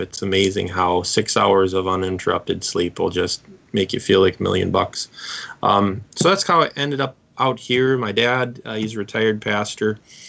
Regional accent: Sheboygan County, Wisconsin, United States; moved away as an adult; also born or lived in St. Louis, Missouri / Bemidji, Minnesota; now in Brookings, United States; So I was born and raised in Sheboygan County, Wisconsin

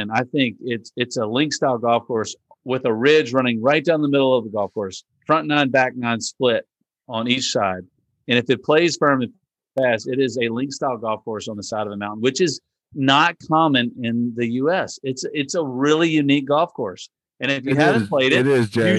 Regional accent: Richmond, Virginia, United States; we're from Richmond

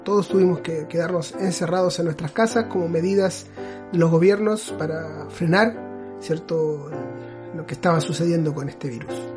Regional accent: Chile; Yo soy de Chile, originario.

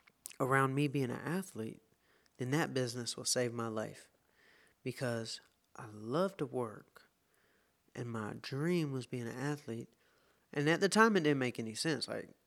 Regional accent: the South, United States; I'm from the South. Being vegan is not what...

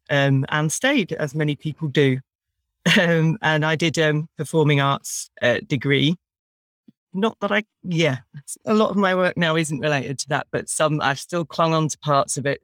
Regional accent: Brighton, South East England, United Kingdom; I was brought up in Brighton

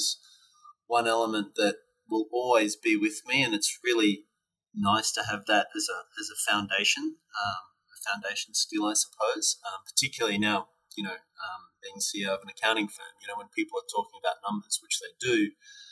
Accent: Brisbane, Queensland, Australia; my hometown of Brisbane when I was at university

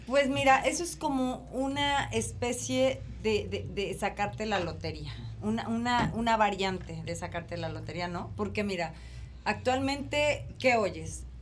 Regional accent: Mexico; mi disquera en mi país

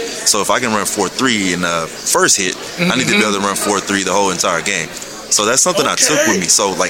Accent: Texas, United States; I'm from Texas.

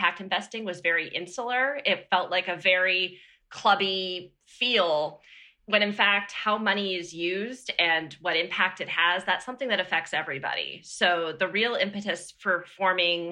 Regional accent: Boston, Massachusetts, United States; moved away as an adult; now in Washington, D.C., United States; I grew up outside Boston, and I've lived in Washington, D.C. for the last decade

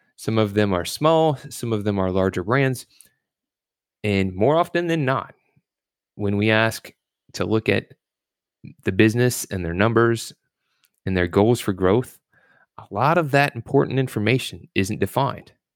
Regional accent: Louisville, Kentucky, United States; also born or lived in Virginia Beach, Virginia; I was born in Virginia Beach, but raised in Louisville, Kentucky

